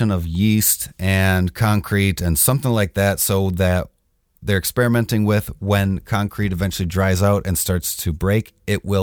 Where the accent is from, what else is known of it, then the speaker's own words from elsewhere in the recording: London, United Kingdom; I'm from London.